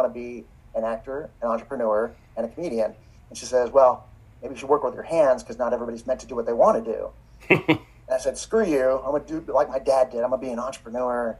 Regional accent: Los Angeles, California, United States; I grew up in Encino, wealthy neighborhood, but we were the poorest family

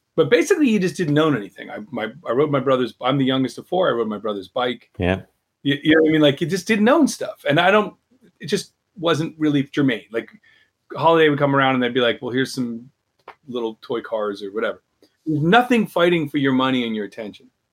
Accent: United States; as an American

